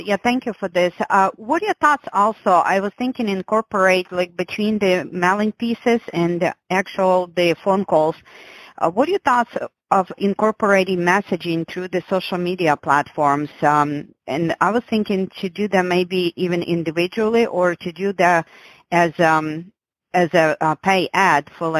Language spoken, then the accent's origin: English; Florida, United States; by the way, I am from Florida, just so you know.